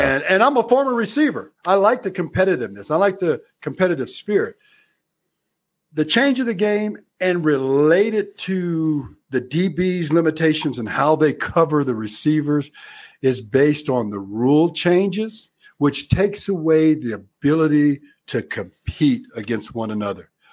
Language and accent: English; Arizona, United States; I grew up in Arizona